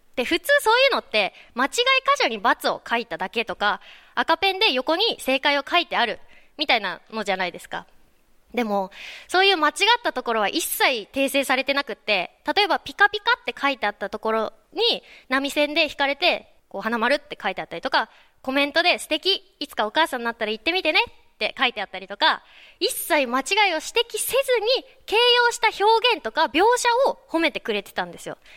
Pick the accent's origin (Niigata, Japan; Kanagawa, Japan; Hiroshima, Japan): Kanagawa, Japan; 私の出身の湘南。